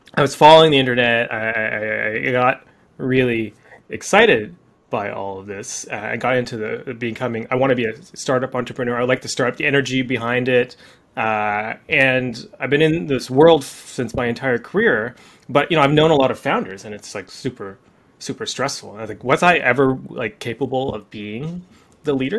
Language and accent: English; Canada; I'm Canadian too